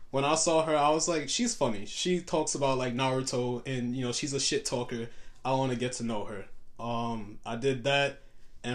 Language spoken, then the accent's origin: English; New York City, New York, United States; also born or lived in Harlem; I grew up in Canarsie, so in Brooklyn.